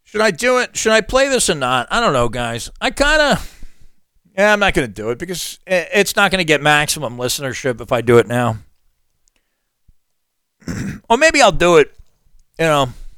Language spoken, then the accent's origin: English; Long Island, New York, United States; the upper middle class suburban neighborhood where I grew up on Long Island